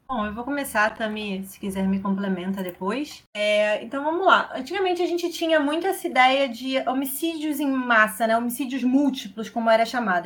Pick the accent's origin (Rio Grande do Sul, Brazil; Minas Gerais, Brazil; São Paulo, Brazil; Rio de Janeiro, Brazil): Rio de Janeiro, Brazil; sou aqui do Rio de Janeiro